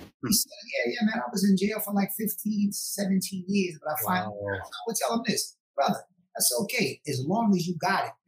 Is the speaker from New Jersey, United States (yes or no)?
yes; Newark, New Jersey, United States; most of the people that I grew up with in Newark, New Jersey, I live in that housing projects